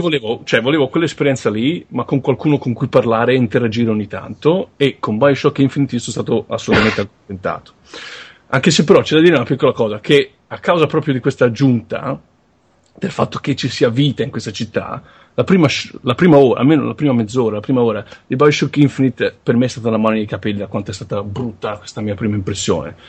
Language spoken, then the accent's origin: Italian; Tuscany, Italy; sono toscano